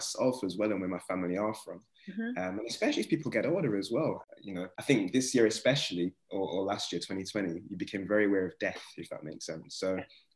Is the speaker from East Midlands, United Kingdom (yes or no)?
yes; Nottingham, East Midlands, United Kingdom; growing up in Nottingham